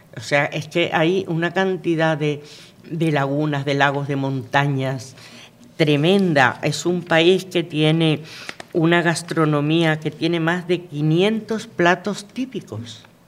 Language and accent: Spanish; Venezuela; moved away; yo nací en Venezuela, yo me crié en Venezuela